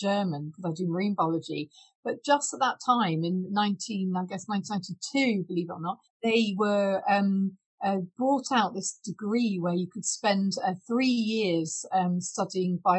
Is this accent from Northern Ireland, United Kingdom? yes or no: no; Cornwall, South West England, United Kingdom; now in Fife, United Kingdom; I grew up in Cornwall.